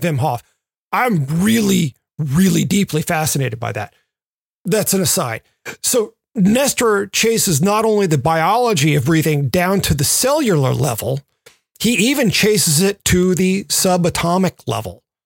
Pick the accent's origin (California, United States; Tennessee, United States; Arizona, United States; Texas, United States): Tennessee, United States; Memphis; Growing up in Memphis